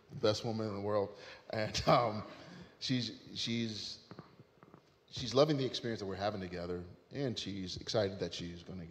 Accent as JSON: {"language": "English", "region": "Ohio", "country": "United States", "tie": "born or raised there", "moved": "yes", "said": "I was in my hometown in Ohio. All right. The place where I grew up"}